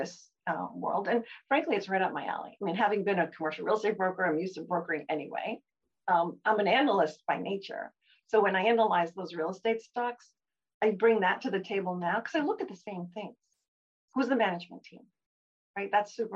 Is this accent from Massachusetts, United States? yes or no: yes; Massachusetts, United States; moved away as an adult; also born or lived in New York / Chicago; now in Cape Cod, United States; I had, you know, grown up in the Massachusetts area